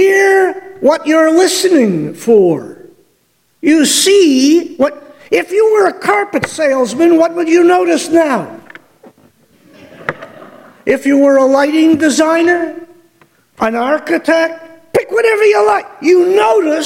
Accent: Detroit, Michigan, United States; growing up in Detroit

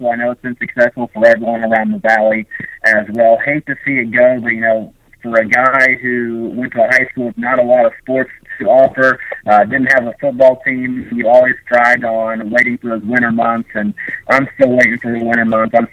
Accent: Brazil, Indiana, United States; Northern Kentucky, I think, is about an hour away um, from my hometown in Brazil, so it'd be kind of be cool to go back home a little bit.

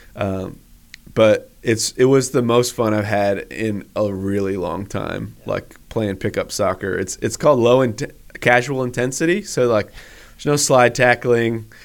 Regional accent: Northampton, Massachusetts, United States; also born or lived in Washington State / Boone, North Carolina; now in Huntersville, United States; I grew up in Western Massachusetts, um, in a small college town um, on the Connecticut River called Northampton

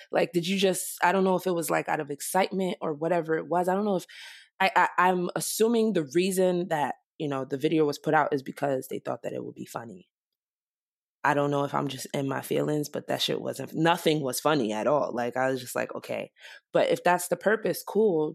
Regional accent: Nigeria; I'm Nigerian

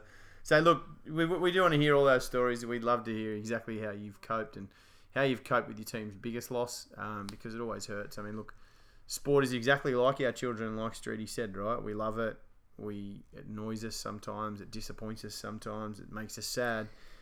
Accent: Australia; obviously being Australian, and we know his family

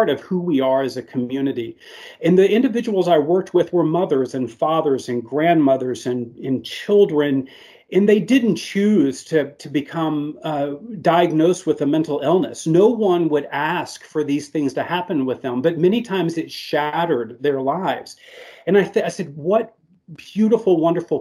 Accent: Arkansas, United States; I am from the South here, so we only drink the sweet tea down here in Arkansas

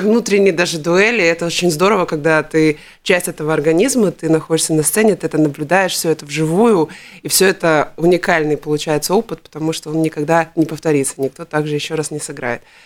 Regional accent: Riga, Latvia; я все детство прожила на Дзырнову

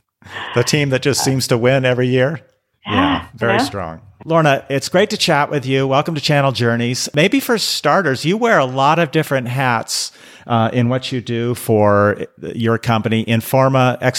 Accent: Seattle, Washington, United States; moved away; also born or lived in Acton, Massachusetts; My parents are from the Boston area, but I grew up in Seattle. Oh. I went and lived in Acton outside of Boston for not too long when my daughters were very young

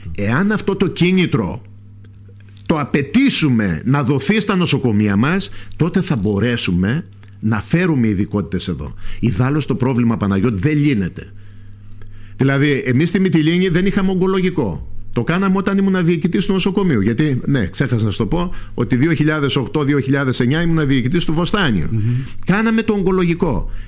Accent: Lesbos, North Aegean, Greece; από μικρός, δεν έφυγα ποτέ από τον τόπο μου.

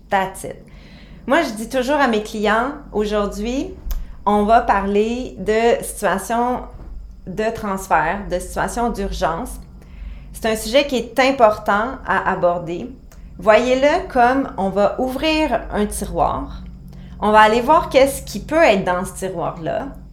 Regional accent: Quebec, Canada; chez nous au Québec

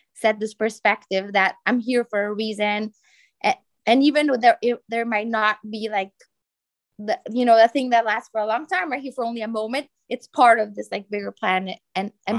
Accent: Bolivia; now in Brazil; I was born in Bolivia. And I mean, now I live in Brazil

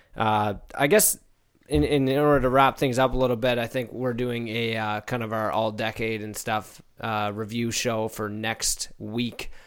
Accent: Canada

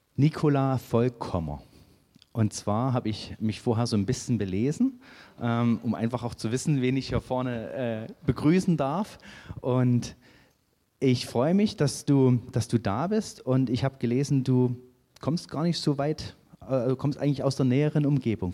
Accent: Saxony, Germany; moved away; dass ich nicht von hier komme, weil ich komme aus Sachsen

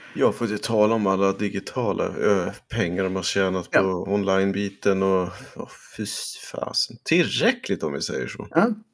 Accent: Sweden; Som svensk

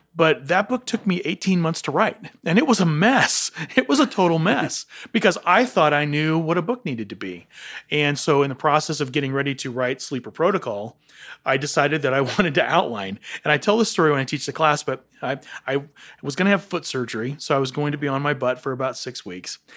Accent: Johnson City, Tennessee, United States; moved away; I was born and raised in Johnson City, Tennessee

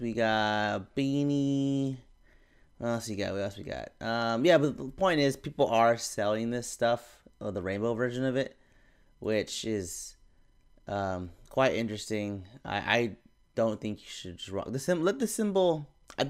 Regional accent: Philippines; I'm also Filipino.

